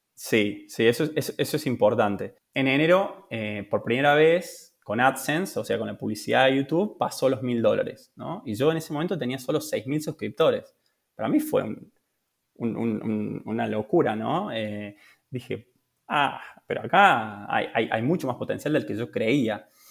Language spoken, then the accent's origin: Spanish; Córdoba, Argentina; moved away as an adult; also born or lived in Buenos Aires; now in Italy; soy de Córdoba, de, de Argentina.